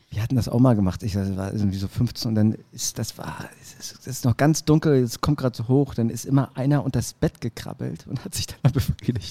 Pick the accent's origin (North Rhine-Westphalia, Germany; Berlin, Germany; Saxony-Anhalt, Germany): Berlin, Germany; Als Berliner würde ich sagen